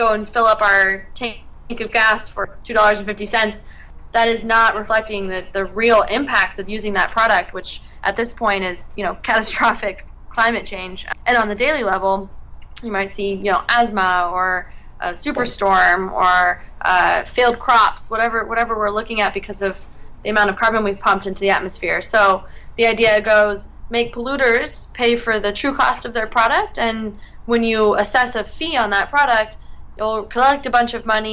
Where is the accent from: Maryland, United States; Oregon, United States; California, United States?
Oregon, United States; moved away; I was still in my home state of Oregon